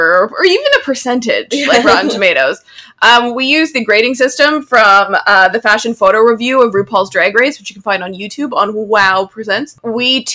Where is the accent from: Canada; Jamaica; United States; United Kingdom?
Canada; we're Canadian